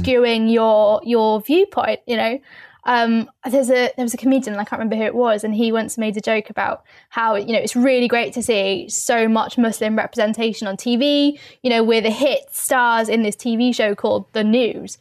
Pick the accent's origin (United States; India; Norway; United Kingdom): United Kingdom; London; I'm from London, I'm from the East End of London